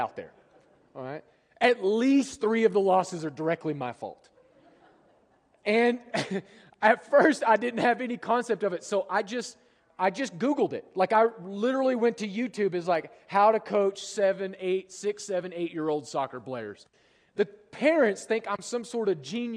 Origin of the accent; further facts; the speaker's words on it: United States; also born or lived in Europe; as an American